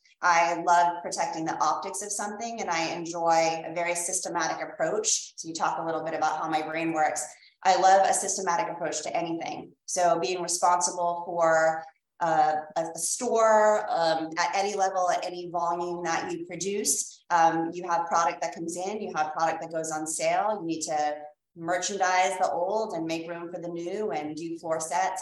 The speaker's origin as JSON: {"language": "English", "town": "Boston", "region": "Massachusetts", "country": "United States", "tie": "born or raised there", "accent": "Boston", "moved": "as an adult", "lives_now": "Los Angeles, United States", "said": "born and raised in Massachusetts in the Boston area and relocated out here about 10 months ago to the Los Angeles area"}